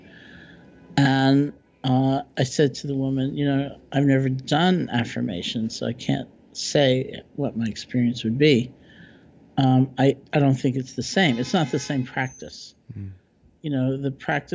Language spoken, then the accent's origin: English; New York, United States; I'm a New Yorker